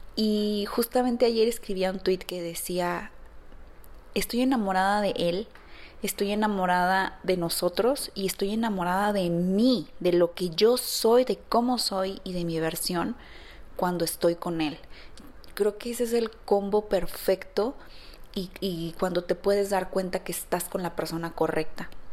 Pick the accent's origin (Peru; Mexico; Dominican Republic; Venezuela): Mexico; San Luis Potosí; moved away as an adult; now in Guadalajara, Mexico; Yo no soy de aquí, yo, yo soy de San Luis Potosí